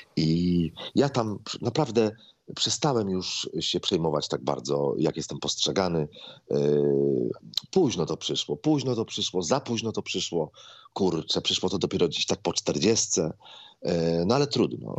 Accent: Złotoryja, Lower Silesian Voivodeship, Poland; now in Warsaw, Poland; u nas w Złotoryi za ulicą Podwale

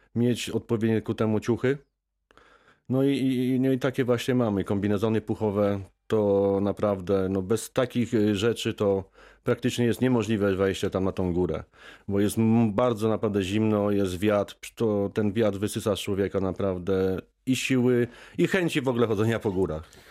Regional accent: Poland; ja się wychowałem w górach, urodziłem się w górach

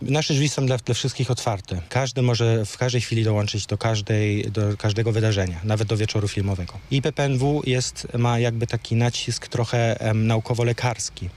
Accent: Germany; first language Polish; moved away as an adult; now in Wrocław, Poland; Ja się urodziłem w Niemczech i przyjechałem, e, do Polski na studia. Jestem z pochodzenia Polakiem

